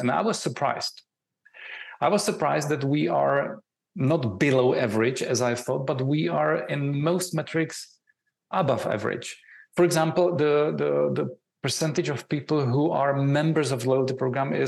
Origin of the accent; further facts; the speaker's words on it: Czechia; I'm coming from Czech Republic